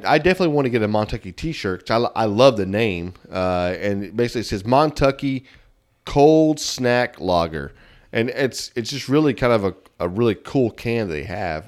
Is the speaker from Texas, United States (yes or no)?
yes; Texas, United States; we're not from Oklahoma. We're from Texas.